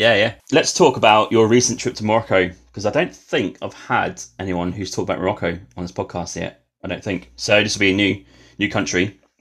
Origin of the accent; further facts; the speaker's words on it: England, United Kingdom; moved away; Being English